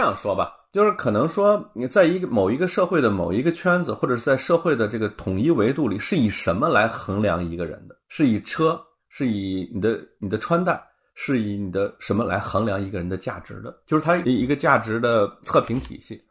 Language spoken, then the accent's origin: Chinese; China; 我们中国人的理念中